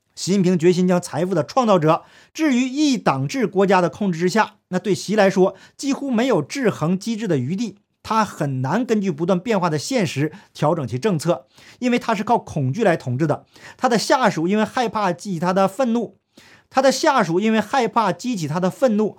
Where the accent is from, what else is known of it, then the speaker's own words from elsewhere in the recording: Northeast China, China; accent: Northeastern (Dongbei) dialect; 用我们东北话来讲